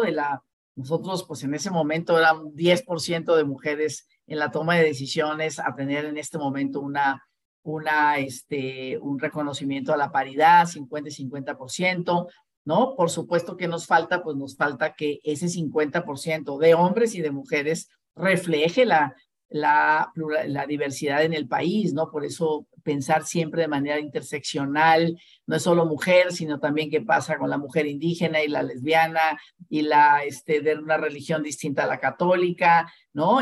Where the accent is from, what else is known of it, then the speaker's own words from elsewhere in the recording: Ciudad Obregón, Sonora, Mexico; moved away as an adult; now in Mexico City, Mexico; yo soy de Ciudad Obregón, Sonora